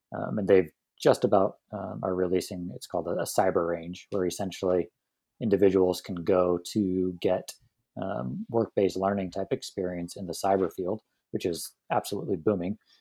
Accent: San Diego, California, United States; I'm born and raised in San Diego

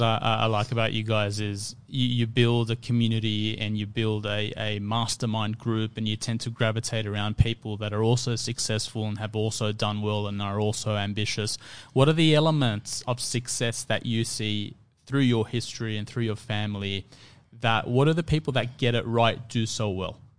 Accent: Sydney, New South Wales, Australia; I grew up in Fairfield

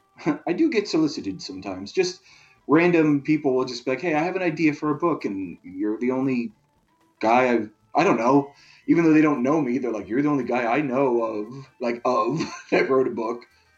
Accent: California, United States; I grew up in Southern California

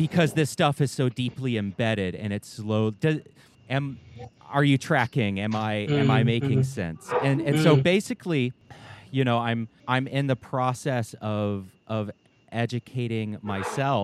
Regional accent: the American South, Southern United States, United States; I grew up in Southern white spaces where there wasn't much guilt over us owning slaves.

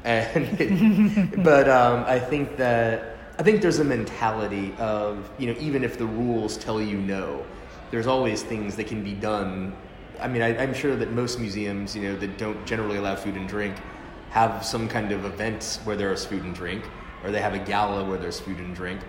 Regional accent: New Orleans, Louisiana, United States; I'm from New Orleans

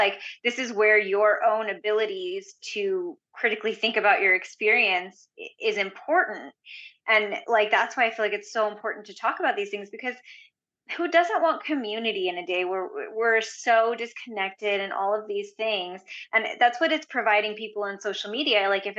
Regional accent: India; I'm Indian, so they expect you to be a doctor most of the time anyways.

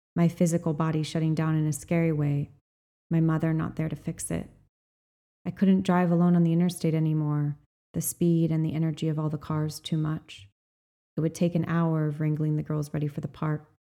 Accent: Kauai, Hawaii, United States; I was born on Kauai, on nine and a half acres of land at the end of a mile long gravel and dirt driveway

